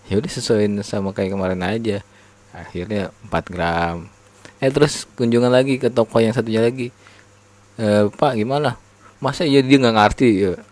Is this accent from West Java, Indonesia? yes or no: no; Jepara, Central Java, Indonesia; gue kan dulu kecilnya kan di Jepara